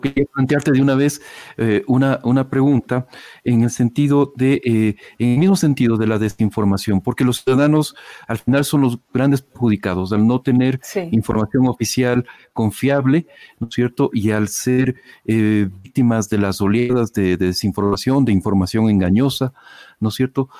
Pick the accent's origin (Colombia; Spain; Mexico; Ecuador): Ecuador; en, Ecuador, en mi país